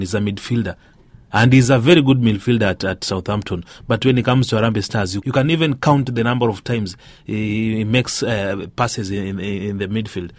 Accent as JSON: {"language": "English", "country": "Kenya", "said": "as a Kenyan"}